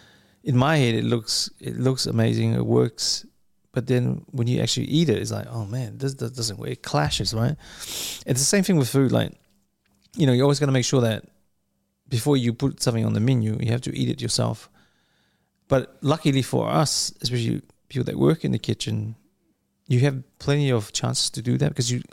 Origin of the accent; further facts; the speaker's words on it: New Zealand; also born or lived in Samoa; if you look at Brussels sprouts growing up in New Zealand, like when we came from Samoa, I was like, what the hell is this?